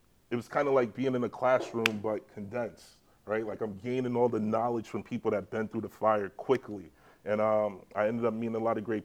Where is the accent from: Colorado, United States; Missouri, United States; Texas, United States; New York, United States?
New York, United States; New York City; also born or lived in Jamaica / Dominican Republic; now in New York, United States; I'm from the Bronx, I chilled on the block